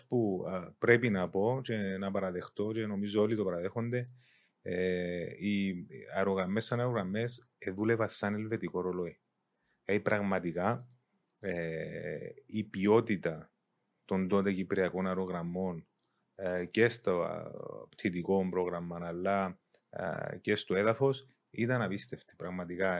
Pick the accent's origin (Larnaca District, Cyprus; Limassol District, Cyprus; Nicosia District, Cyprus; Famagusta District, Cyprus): Nicosia District, Cyprus; Engomi; born or raised there; also born or lived in Zaire (Congo) / London, United Kingdom